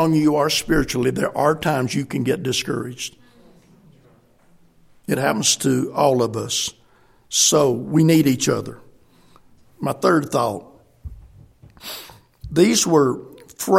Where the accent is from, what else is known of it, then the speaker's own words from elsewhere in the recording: South Carolina, United States; moved away as an adult; also born or lived in Senegal; I'm a Marine from South Carolina with Tennessee Temple.